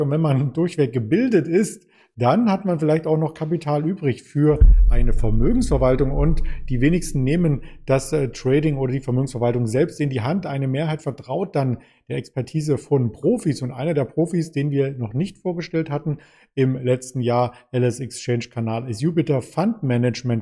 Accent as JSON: {"language": "German", "country": "Germany", "said": "als Deutsche"}